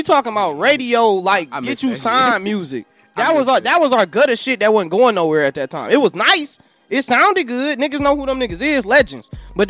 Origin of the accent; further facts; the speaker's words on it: Detroit, Michigan, United States; I'm from Detroit.